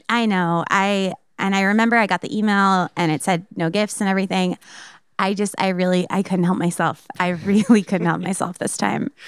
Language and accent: English; Telluride, Colorado, United States; born or raised there; accent: Chicago; also born or lived in Chicago, Illinois